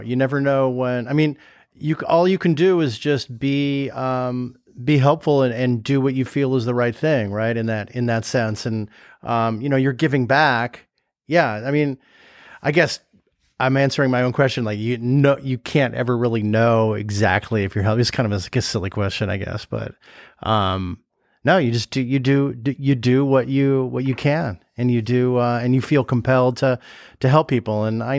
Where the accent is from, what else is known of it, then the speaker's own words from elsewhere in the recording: Venice, California, United States; one of my favorite places in the country to hang out in is going back to my hometown and hanging out in Venice